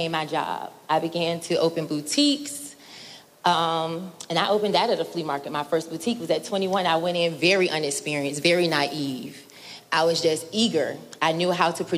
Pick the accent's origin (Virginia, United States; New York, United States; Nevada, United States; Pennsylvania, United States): Virginia, United States; Norfolk; I'm originally from Norfolk. I went to Norview High School.